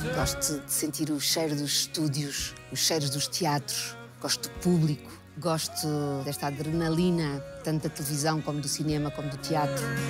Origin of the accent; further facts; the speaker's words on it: Lisbon, Portugal; also born or lived in Cascais; Lisboa, que é a cidade onde eu nasci